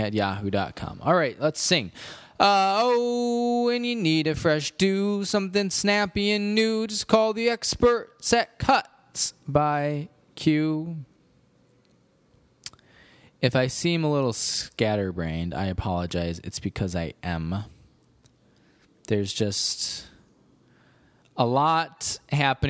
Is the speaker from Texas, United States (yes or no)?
no; Cherry Valley, Illinois, United States; moved away; I went to my hometown this morning, Cherry Valley, Illinois